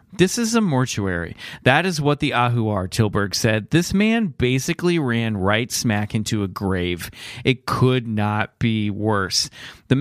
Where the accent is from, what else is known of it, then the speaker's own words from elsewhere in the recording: Kansas City, Missouri, United States; I grew up in Kansas City